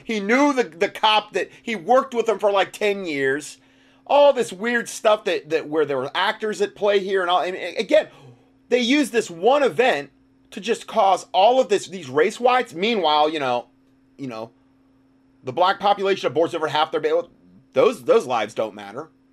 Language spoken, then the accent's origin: English; North Carolina, United States; my hometown